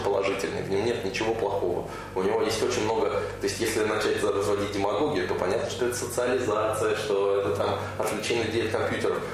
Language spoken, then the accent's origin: Russian; Sarov, Nizhny Novgorod Oblast, Russia; moved away as an adult; now in Moscow, Russia; Из Сарова, Размах 16, там, Нижегородской области